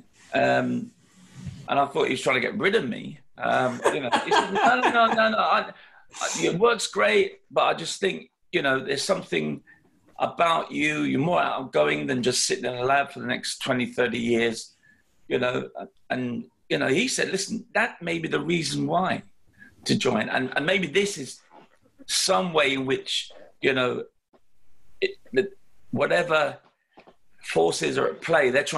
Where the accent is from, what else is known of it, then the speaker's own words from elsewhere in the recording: London, United Kingdom; having been a youngster growing up in London